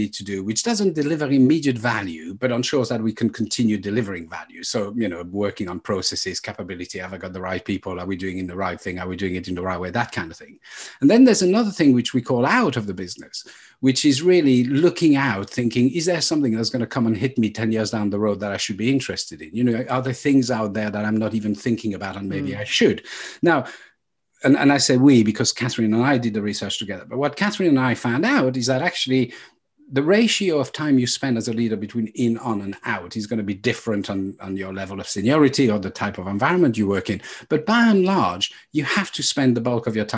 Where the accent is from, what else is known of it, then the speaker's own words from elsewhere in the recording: Burgundy, Bourgogne-Franche-Comté, France; moved away; we come from Burgundy